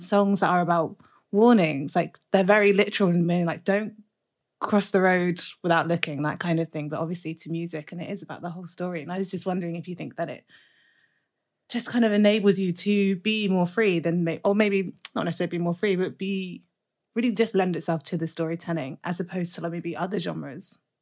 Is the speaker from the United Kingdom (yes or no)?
yes; Birmingham, West Midlands, United Kingdom; I'm from Brum